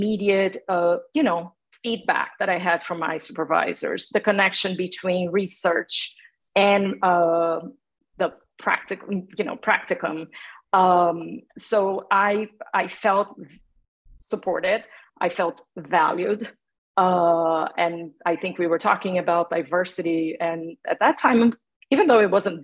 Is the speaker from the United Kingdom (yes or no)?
no; Brazil; English is a second language; moved away as an adult; now in United States; I come from Brazil. I was born and raised in Brazil